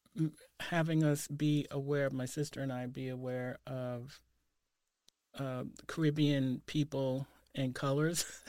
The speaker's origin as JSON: {"language": "English", "region": "New York", "country": "United States", "tie": "born or raised there", "moved": "as an adult", "lives_now": "Portland, United States", "said": "I grew up in the Saint Nicholas Projects"}